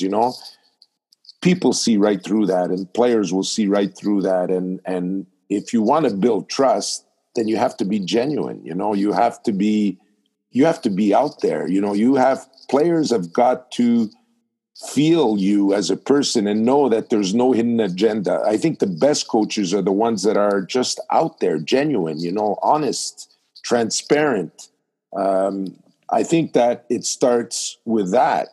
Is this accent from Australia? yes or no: no; Montreal, Quebec, Canada; I was born in Montreal